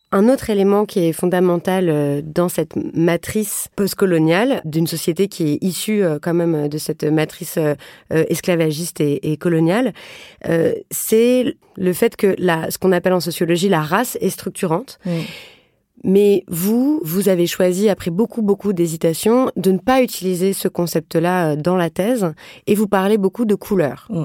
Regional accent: France; Je suis blanche, j'ai grandi en France hexagonale

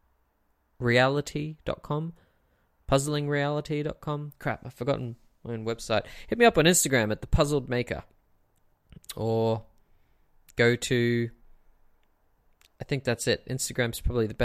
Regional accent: Brisbane, Queensland, Australia; in Brisbane, in my hometown

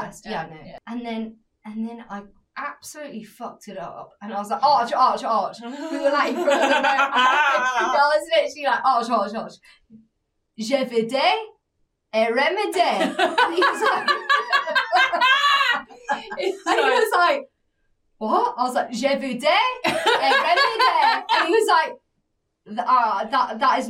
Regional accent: England, United Kingdom; we're English.

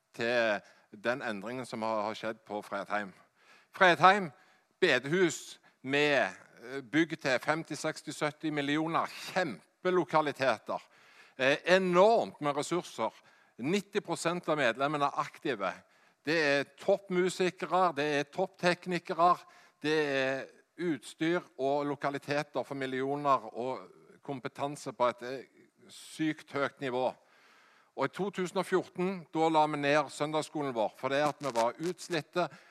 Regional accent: Hjelmeland, Rogaland, Norway; Jeg er fra Hjelmeland i Ryfylke

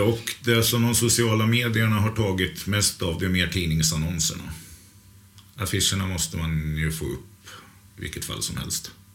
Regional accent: outside Norrköping, Östergötland, Sweden; Jag kommer utanför Norrköping. Det är en familjegård som heter Skrikhult som ligger mellan Norrköping och Finspång

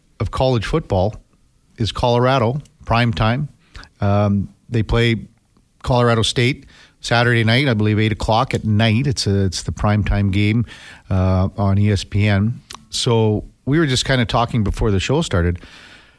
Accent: Saskatchewan, Canada; I grew up in Saskatchewan, so we used to go to the old Taylor Field

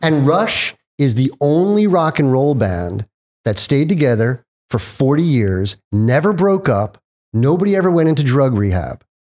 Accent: Mohegan Lake, New York, United States; moved away as an adult; also born or lived in Long Island, New York; now in California, United States; when I was eight, we moved up to Westchester, a nice little town called Mohegan Lake. And I had this, like, Tom Sawyer, Huck Finn kinda growing up from eight to sixteen.

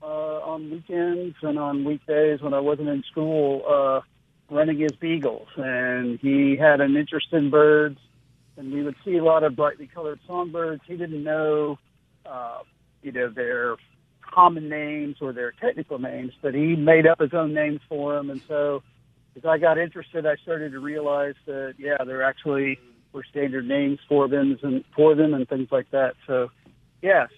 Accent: Midwest, United States; moved away as an adult; now in Mississippi, United States; I'm originally from the Midwest and moved to Mississippi to get my PhD

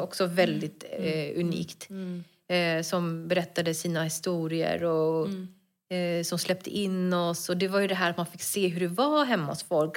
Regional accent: Stockholm, Stockholm County, Sweden; also born or lived in Bredäng; jag är född och uppväxt i Stockholm.

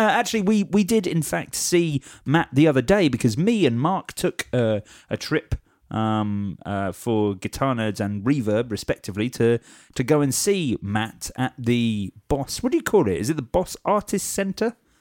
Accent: Watford, East of England, United Kingdom; I'm from Watford

